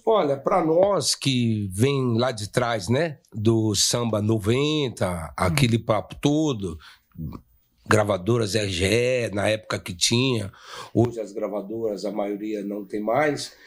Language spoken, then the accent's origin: Portuguese; São Paulo, Brazil; a gente é do bairro do Limão